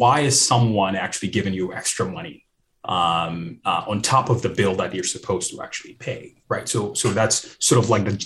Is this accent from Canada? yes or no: no; Ghana; moved away; also born or lived in New York City; here I am from Ghana, where tipping is not something that people